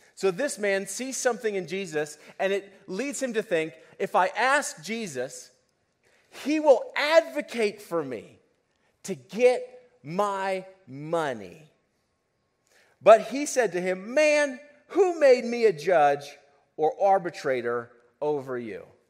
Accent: United States; living as an American and living where we live as an American

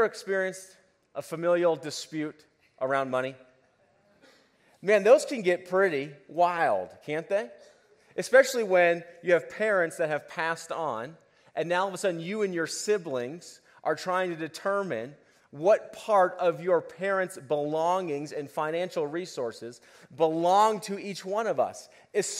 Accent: United States

